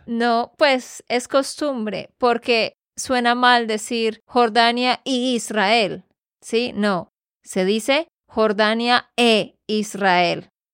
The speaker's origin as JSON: {"language": "Spanish", "region": "Santander", "country": "Colombia", "said": "de Santander, Colombia."}